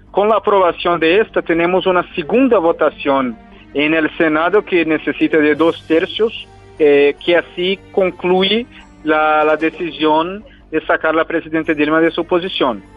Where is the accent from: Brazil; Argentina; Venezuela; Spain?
Brazil; como un brasileño